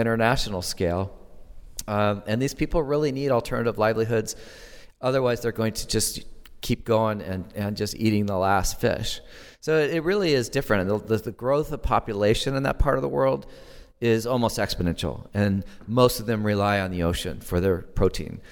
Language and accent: English; Santa Barbara, California, United States; I grew up in Southern California, and so my sanctuary experience was in the Channel Islands. And I was a kid in Santa Barbara in nineteen sixty-nine.